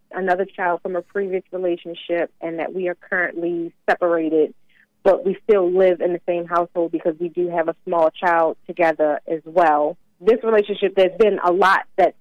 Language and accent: English; Baltimore, Maryland, United States; moved away